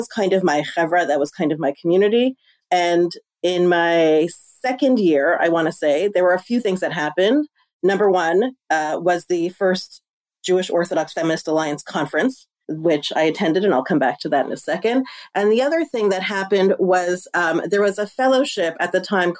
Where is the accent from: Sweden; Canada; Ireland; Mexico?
Canada; Toronto, Ontario; moved away as an adult; also born or lived in Montreal / New York; I grew up in Toronto